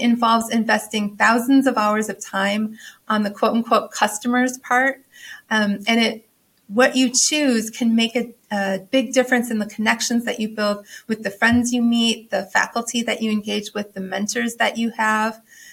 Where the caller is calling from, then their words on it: Norfolk, Virginia, United States; I am joining from Norfolk, Virginia.